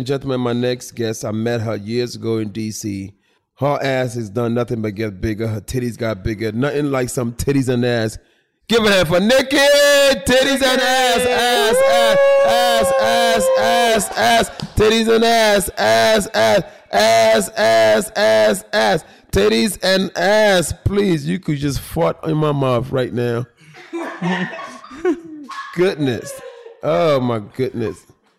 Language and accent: English; Philadelphia, Pennsylvania, United States; I was raised in Philly, so I would drive to New York and I go to other stores.